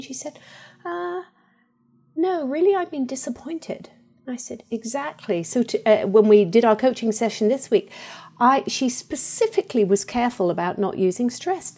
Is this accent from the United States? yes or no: no; England, United Kingdom; moved away; I was brought up in England